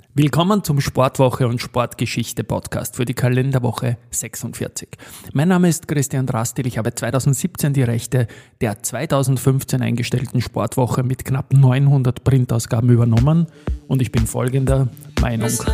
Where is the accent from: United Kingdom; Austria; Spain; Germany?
Austria; wir Österreicher